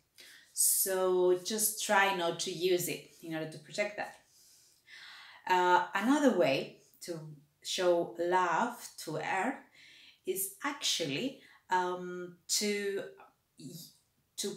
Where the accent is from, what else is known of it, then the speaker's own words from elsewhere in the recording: Cyprus; moved away; I came from Cyprus and we already always had a water shortage